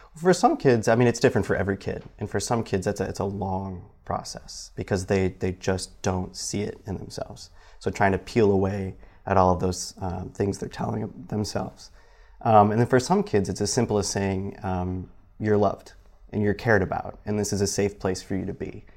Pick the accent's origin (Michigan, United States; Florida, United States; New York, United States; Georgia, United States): Michigan, United States; now in South Bend, United States; back home at, in Michigan.